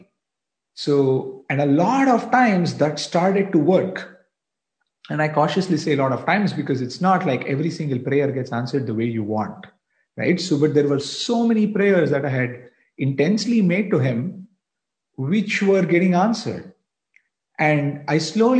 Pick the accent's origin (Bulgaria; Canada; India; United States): India; Bangalore, Karnataka; I was studying in a hostel. I was away from Bangalore. I was doing my engineering. And those days, every time I came back home, I used to visit Puttaparthi.